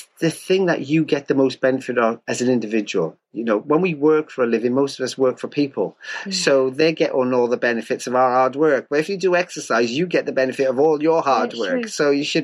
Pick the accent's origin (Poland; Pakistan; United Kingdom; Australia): United Kingdom; Wales; I'm a Welshman